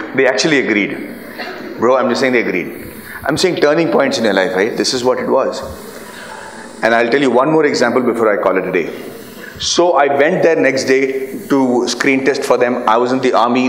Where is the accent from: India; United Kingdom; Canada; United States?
India; Bihar; I'm from Bihar